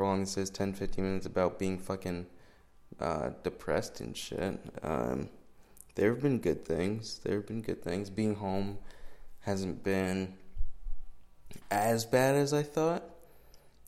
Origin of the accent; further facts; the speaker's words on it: a town a few hours south of Orlando, Florida, United States; I live in a town a few hours south of Orlando, and so I'm here now